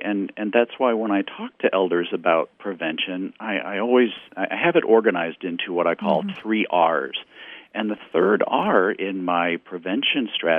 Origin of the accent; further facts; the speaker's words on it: Texas, United States; now in Missouri, United States; my hometown in Texas.